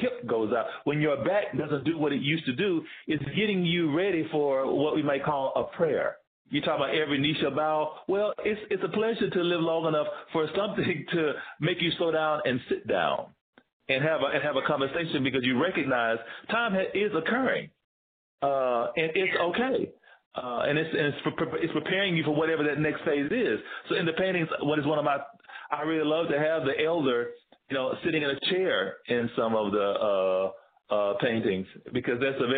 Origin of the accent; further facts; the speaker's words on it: Tennessee, United States; also born or lived in Georgia; now in Bay Area, United States; I'm from Tennessee